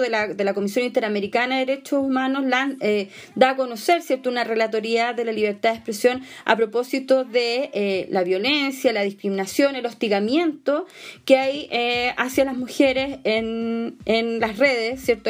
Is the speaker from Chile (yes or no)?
yes; Chile; Como sociedad chilena